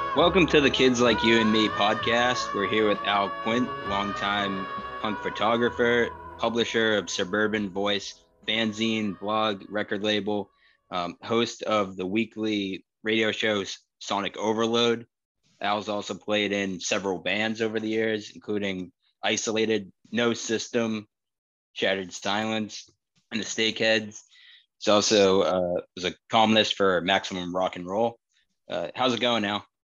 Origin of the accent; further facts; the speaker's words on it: Wakefield, Massachusetts, United States; I'm still in Wakefield. Glenn lives in Somerville now, but orig- both originally from Wakefield.